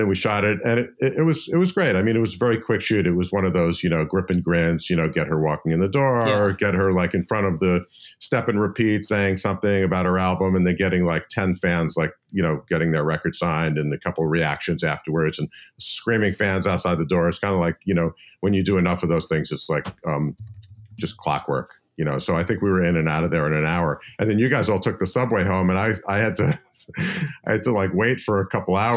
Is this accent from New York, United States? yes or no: yes; Putnam Valley, New York, United States; also born or lived in Brooklyn, New York; I grew up in Brooklyn until the second grade. And then I moved out into the boondocks and in Putnam Valley